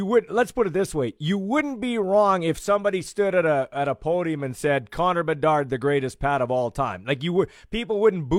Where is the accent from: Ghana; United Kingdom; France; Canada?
Canada; Regina, Saskatchewan; a house party where I grew up in Glencairn